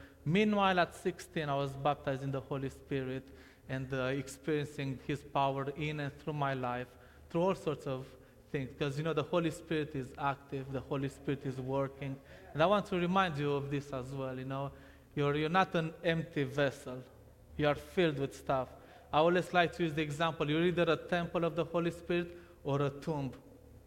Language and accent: English; Romania; English is a second language; moved away; I was born in Romania in 1990, and for the first 4 years of my life, I lived with my parents.